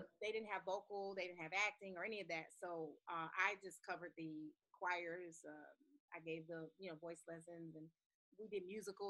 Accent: Detroit, Michigan, United States; also born or lived in Kentucky / New York; now in Palisades Park, United States; I'm originally from Detroit, born and raised on the west side. Between Southfield and Evergreen, 6 and 7, like a little grid.

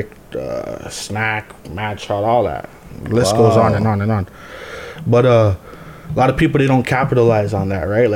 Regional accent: Montreal, Quebec, Canada; I grew up in the Southwest area, like Verdun, Point St. Charles, LaSalle

